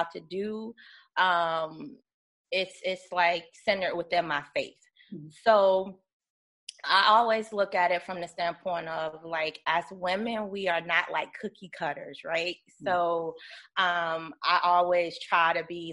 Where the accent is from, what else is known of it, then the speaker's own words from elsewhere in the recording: Virginia, United States; I'm originally from Virginia